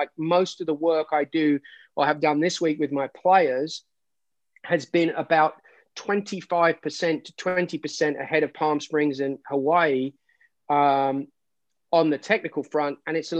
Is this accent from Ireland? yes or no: no; England, United Kingdom; I'm English.